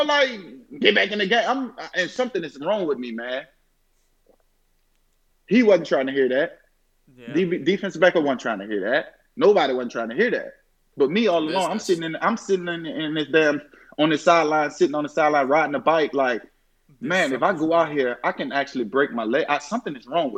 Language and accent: English; New Orleans, Louisiana, United States; my hometown team